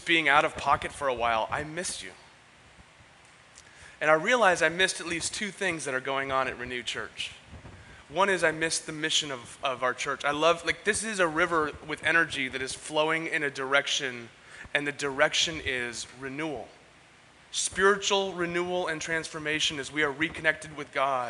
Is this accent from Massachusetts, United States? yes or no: no; San Diego, California, United States; Growing up in Ocean Beach, I didn't grow up canoeing. I grew up surfing, boogie boarding, and body surfing